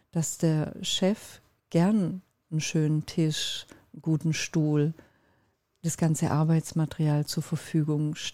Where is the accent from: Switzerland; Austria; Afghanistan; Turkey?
Turkey; Ich bin Türkin und mein Mann ist Finne